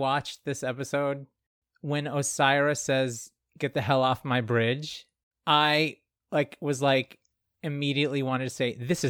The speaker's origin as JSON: {"language": "English", "region": "the South", "country": "United States", "accent": "southern", "said": "Sometimes my Southern accent comes back."}